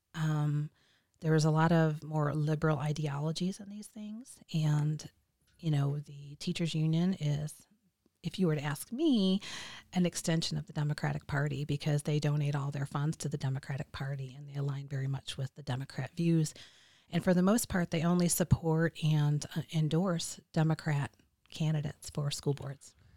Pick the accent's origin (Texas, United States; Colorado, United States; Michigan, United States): Michigan, United States; moved away as an adult; also born or lived in Illinois; I'm originally from Michigan, but we were living out of state